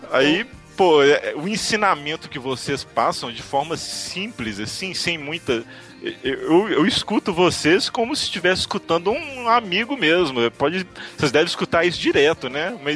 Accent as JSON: {"language": "Portuguese", "town": "Belo Horizonte", "region": "Minas Gerais", "country": "Brazil", "said": "Eu fui pra Fortaleza, porque aqui em Belo Horizonte não tem, eu sou de Belo Horizonte."}